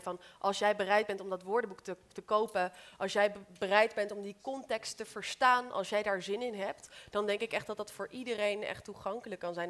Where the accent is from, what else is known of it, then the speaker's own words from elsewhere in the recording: Amersfoort, Utrecht, Netherlands; ik ben opgegroeid in Amersfoort, dus daarom heb ik die R.